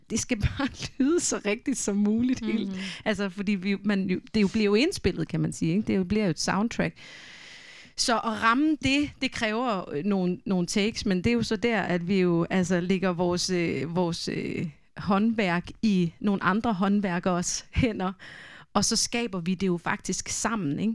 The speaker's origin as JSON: {"language": "Danish", "country": "Denmark", "tie": "born or raised there", "first_language": "Danish", "said": "jeg er jo vokset op med dansk, det er, jo, det er jo mit modersmål"}